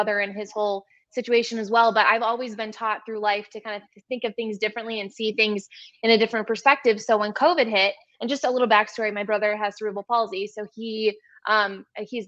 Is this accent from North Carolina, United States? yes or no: no; Detroit, Michigan, United States; now in Chicago, United States; I was born in Detroit